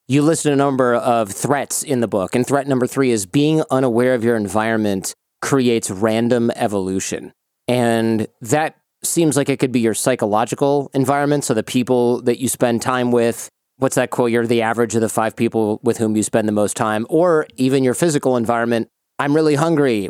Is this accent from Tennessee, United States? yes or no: no; Michigan, United States; I grew up in Michigan